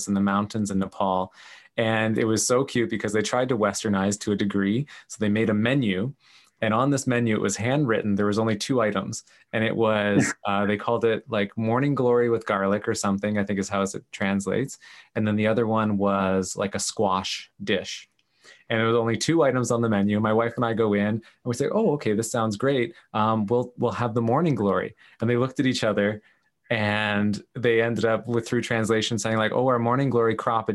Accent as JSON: {"language": "English", "country": "Canada", "said": "I'm this Canadian guy"}